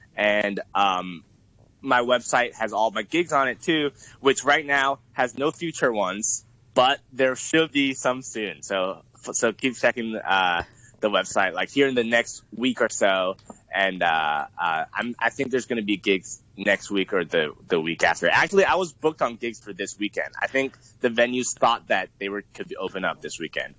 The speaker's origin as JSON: {"language": "English", "area": "San Francisco Bay Area", "region": "California", "country": "United States", "tie": "born or raised there", "also_born_or_lived": "Boston", "moved": "as an adult", "lives_now": "Hong Kong", "said": "I moved to the U.S. in uh, when I was about ten years old, and I actually lived in the San Francisco Bay Area at that time. I went to middle school and high school there"}